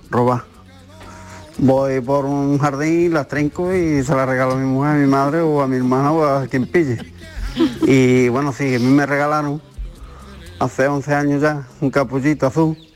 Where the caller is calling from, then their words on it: Huelva, Andalusia, Spain; Hola, buenas tardes. María la compañía, a todo el mundo, soy … de Huelva.